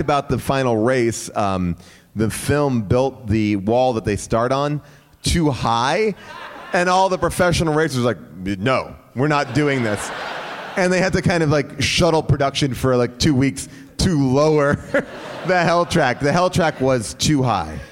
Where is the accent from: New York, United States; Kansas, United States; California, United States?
New York, United States; Bay Shore; moved away; my hometown